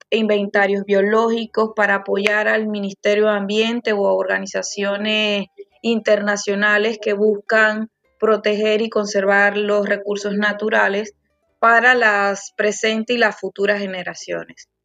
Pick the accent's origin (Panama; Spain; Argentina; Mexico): Panama; soy panameña